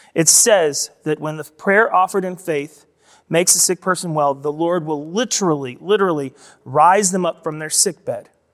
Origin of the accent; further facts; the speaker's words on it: United States; we, specifically as American Christians